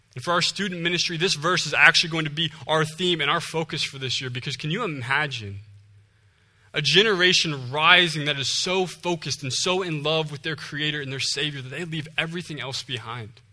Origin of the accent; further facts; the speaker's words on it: Ohio, United States; moved away as an adult; I'm originally from Ohio.